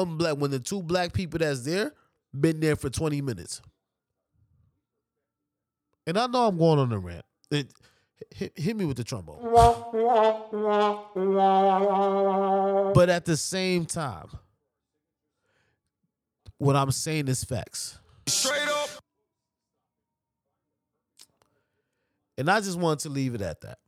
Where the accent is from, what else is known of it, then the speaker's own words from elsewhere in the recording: New York, United States; I'm from New York